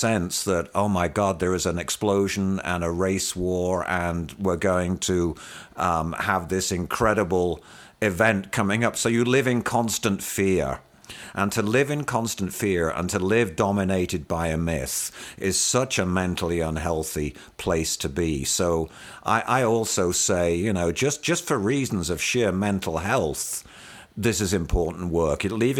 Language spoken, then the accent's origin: English; United Kingdom; moved away as an adult; And so I was well aware of class inequity growing up in the United Kingdom. That's where I spent my formative years, the first 30 years of my life.